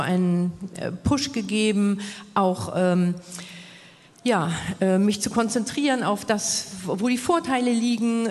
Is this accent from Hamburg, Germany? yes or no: yes; Hamburg, Germany; moved away as an adult; als ich dann in meine Heimat Hamburg wieder zurückgekehrt bin.